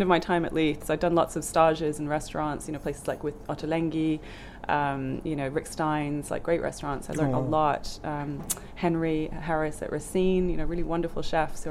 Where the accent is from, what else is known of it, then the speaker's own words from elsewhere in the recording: Norway; moved away; also born or lived in Germany; grew up in Norway, just across the North Sea